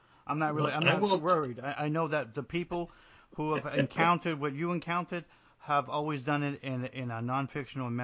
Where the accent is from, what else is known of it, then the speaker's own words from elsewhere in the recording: New Jersey, United States; moved away as an adult; I'm from New Jersey